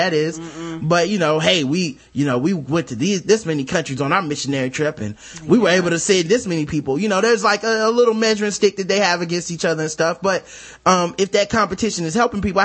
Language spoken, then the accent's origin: English; Charlotte, North Carolina, United States; I'm from Charlotte, North Carolina, the South. You know, we do church around here